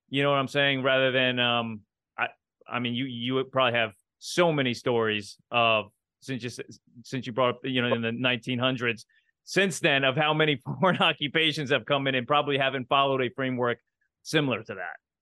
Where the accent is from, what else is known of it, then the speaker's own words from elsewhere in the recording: United States; as an American